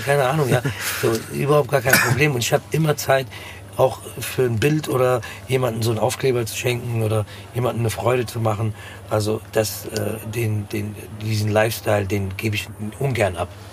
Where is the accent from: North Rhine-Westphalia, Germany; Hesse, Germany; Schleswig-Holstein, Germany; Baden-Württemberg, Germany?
Hesse, Germany; Frankfurt am Main; born or raised there